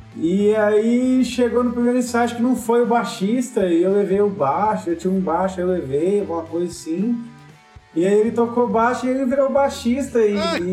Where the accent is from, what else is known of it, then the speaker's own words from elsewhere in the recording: São Joaquim da Barra, São Paulo, Brazil; moved away as an adult; now in Ribeirão Preto, Brazil; eu e o Gui somos de São Joaquim da Barra